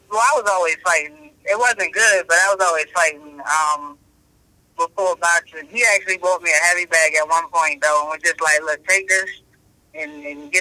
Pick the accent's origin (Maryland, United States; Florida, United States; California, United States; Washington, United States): Maryland, United States; Baltimore; I'm from here. I'm from Baltimore